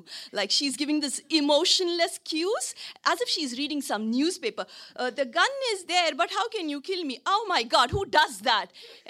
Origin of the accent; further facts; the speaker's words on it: India; now in Hong Kong; I'm an actress from India.